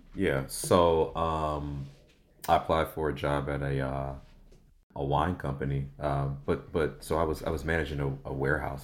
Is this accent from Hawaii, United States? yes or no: no; St. Louis, Missouri, United States; now in Los Angeles, United States; I'm from St. Louis, Missouri, born and raised